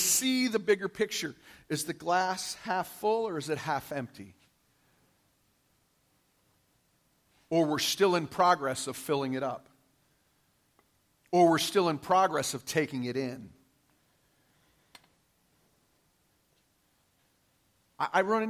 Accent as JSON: {"language": "English", "town": "Detroit", "region": "Michigan", "country": "United States", "tie": "born or raised there", "said": "I grew up in Detroit, Michigan, in an all-white community"}